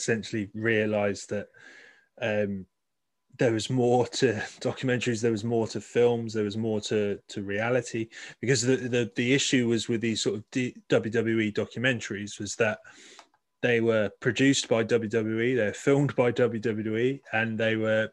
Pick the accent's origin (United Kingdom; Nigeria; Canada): United Kingdom; I'm really proud of being British